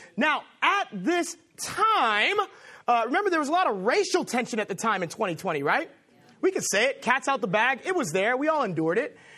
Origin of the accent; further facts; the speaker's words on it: Los Angeles, California, United States; now in Boston, United States; I am from Los Angeles